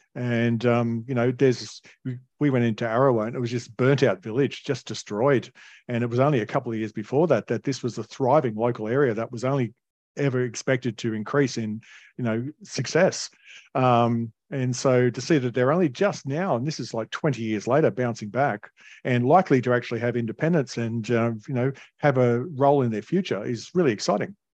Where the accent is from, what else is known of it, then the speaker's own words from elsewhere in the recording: Alstonville, New South Wales, Australia; I grew up in Northern Rivers in a retirement village called Alstonville, which is between Ballina and Lismore